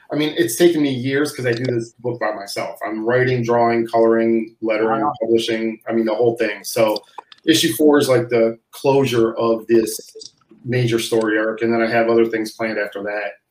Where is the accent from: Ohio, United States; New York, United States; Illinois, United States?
Ohio, United States; Cleveland; moved away; me and my wife originally from Cleveland.